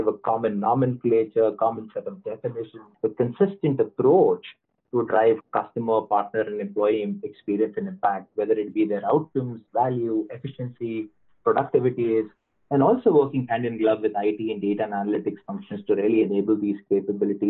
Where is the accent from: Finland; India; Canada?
India; I'm originally from India